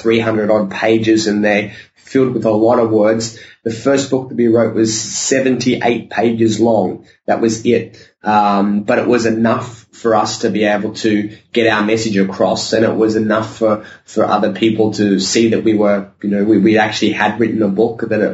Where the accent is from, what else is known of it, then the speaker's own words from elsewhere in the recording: Sydney, New South Wales, Australia; I grew up in Sydney, Australia